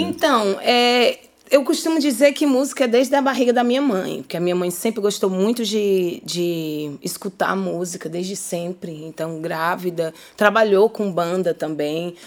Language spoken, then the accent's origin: Portuguese; Fortaleza, Ceará, Brazil; born or raised there